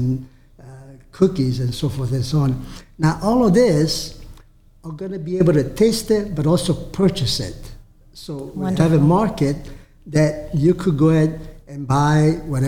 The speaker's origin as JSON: {"language": "English", "town": "Alessandria della Rocca", "region": "Sicily", "country": "Italy", "tie": "born or raised there", "moved": "yes", "lives_now": "Tampa, United States", "said": "Alessandria della Rocca, which is my hometown where I was born"}